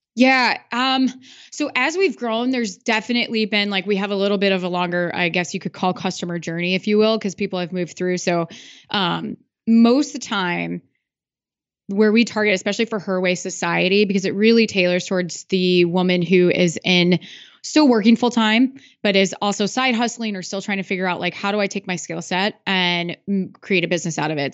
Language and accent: English; Iowa, United States; I'm from Iowa